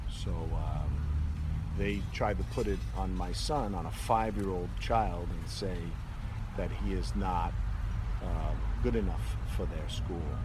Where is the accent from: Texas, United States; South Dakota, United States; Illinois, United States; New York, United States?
New York, United States; New York City; moved away as an adult; now in Melbourne, Florida, United States; I'm from Brooklyn, New York